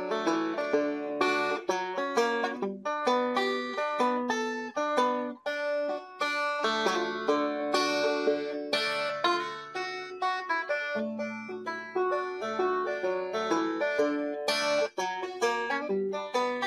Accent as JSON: {"language": "English", "town": "Pikeville", "region": "Kentucky", "country": "United States", "tie": "born or raised there", "said": "I grew up in Pikeville"}